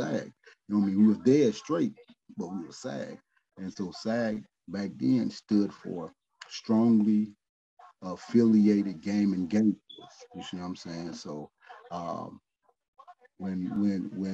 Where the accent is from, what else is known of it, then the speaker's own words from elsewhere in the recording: Midwest, United States; I'm from the Midwest.